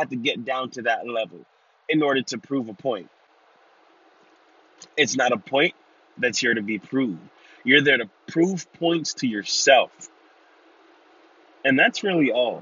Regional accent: New York City, New York, United States; I was raised in Brooklyn, New York

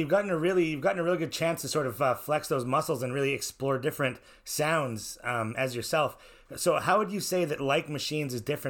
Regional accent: Inuvik, Northwest Territories, Canada; I'm from way up here. We're up in Inuvik, Northwest Territories, Canada.

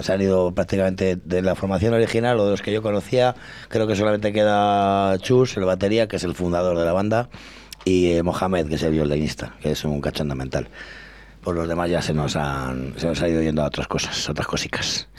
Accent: Llano de Olmedo, Castile and León, Spain; mi pueblo, que es Llano de Olmedo, que está muy cerquita

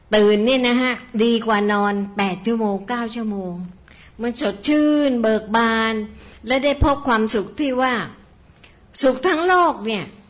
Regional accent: Bangkok, Thailand; เราเป็นคนบางกอก

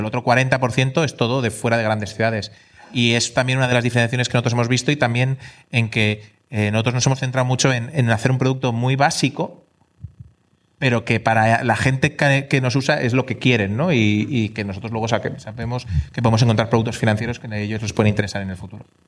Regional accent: Spain; also born or lived in England; nosotros somos españoles

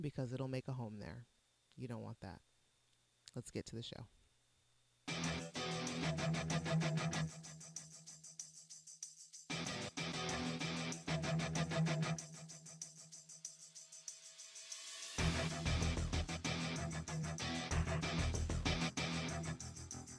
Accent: Toledo, Ohio, United States; moved away; that's like my hometown. Toledo is similar to that.

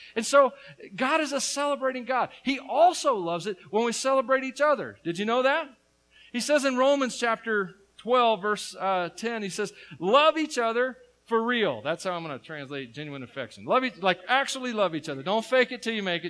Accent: Tennessee, United States; But I'm from Tennessee

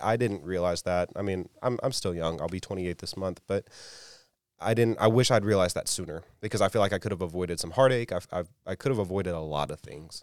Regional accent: South Alabama, United States; moved away as an adult; I grew up in South Alabama

